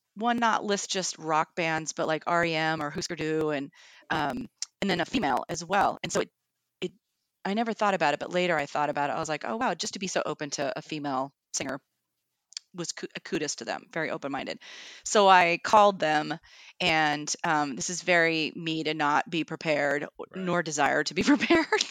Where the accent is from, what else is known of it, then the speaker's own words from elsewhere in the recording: Kennewick, Washington, United States; moved away as an adult; also born or lived in Seattle / France; i grew up in the tri-cities which is eastern washington state for those who don't know in kennewick